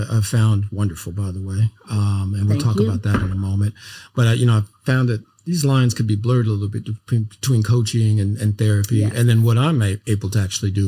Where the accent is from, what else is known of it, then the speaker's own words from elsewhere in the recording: Los Angeles, California, United States; We both grew up in South Central